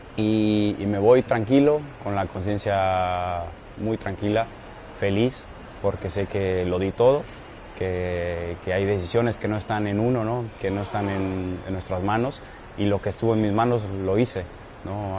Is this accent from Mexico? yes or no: yes; Mexico; moved away as an adult; also born or lived in Europe; como portero, como mexicano desconocido, sin pasaporte